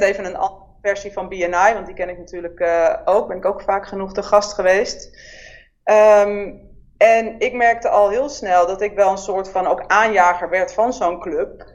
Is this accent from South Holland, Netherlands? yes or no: no; Amsterdam, North Holland, Netherlands; geboren in Amsterdam in 1977